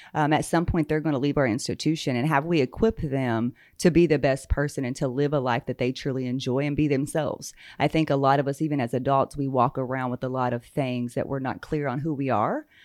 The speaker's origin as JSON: {"language": "English", "area": "Muscogee Nation reservation", "region": "Oklahoma", "country": "United States", "tie": "born or raised there", "said": "I grew up there. Um, what we refer to now as the reservation, so I am Muskogee Creek"}